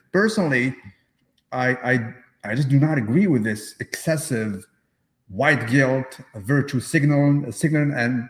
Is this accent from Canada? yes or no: yes; Canada; I'll talk to you as a Canadian, because most of my life is here, actually.